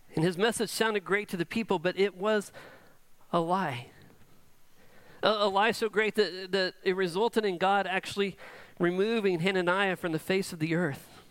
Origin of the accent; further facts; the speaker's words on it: Edmond, Oklahoma, United States; I grew up in Edmond